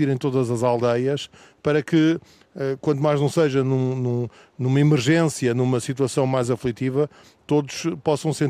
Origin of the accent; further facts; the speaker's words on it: Pampilhosa da Serra, Coimbra District, Portugal; A Pampilhosa não é por acaso que se chama da Serra, é porque de facto somos da Serra.